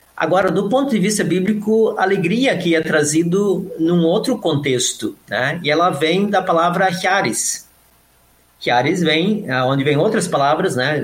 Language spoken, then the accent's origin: Portuguese; Modelo, Santa Catarina, Brazil; also born or lived in São Leopoldo; now in Canoas, Brazil; eu sou nascido numa cidade chamada Modelo, Santa Catarina